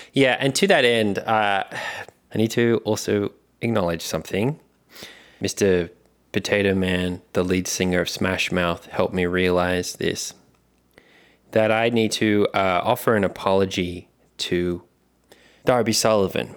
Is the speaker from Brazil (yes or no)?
no; Australia; accent: Australian; it's an Australian accent